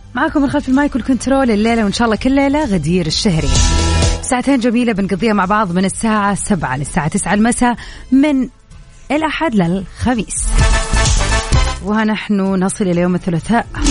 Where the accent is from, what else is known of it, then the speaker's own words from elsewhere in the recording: Hejaz, Saudi Arabia; هنا عندنا في الحجاز